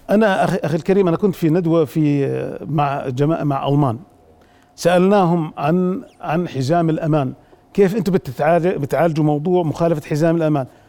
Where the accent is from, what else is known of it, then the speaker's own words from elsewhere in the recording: Jordan; also born or lived in Abu Dhabi; عندنا في الأردن